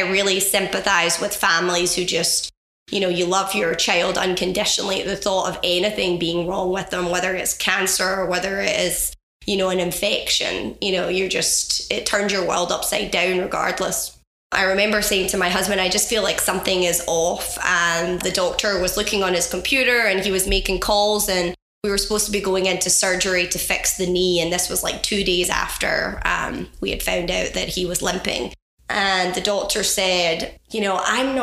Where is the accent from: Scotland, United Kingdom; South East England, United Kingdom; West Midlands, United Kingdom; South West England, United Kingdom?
Scotland, United Kingdom; west coast of; moved away; Born and raised on the west coast of Scotland